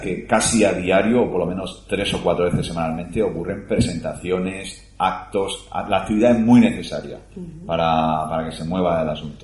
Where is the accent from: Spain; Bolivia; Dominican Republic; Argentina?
Spain; Cartagena, Region of Murcia; que soy de Cartagena